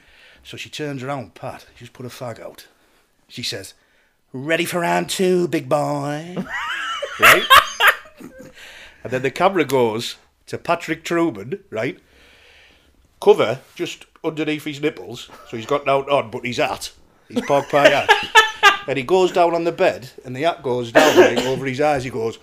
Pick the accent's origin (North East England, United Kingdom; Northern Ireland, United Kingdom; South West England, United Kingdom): North East England, United Kingdom; Darlington; I'm from Darlington, funny enough.